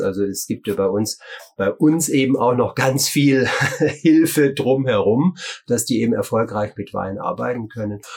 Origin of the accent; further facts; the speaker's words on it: Germany; bei uns in Deutschland